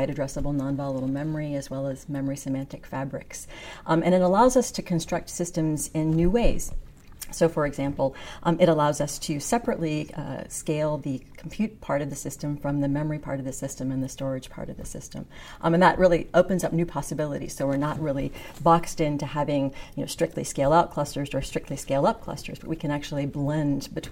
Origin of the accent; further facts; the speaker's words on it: Western Pennsylvania, United States; moved away as an adult; so I grew up in Western Pennsylvania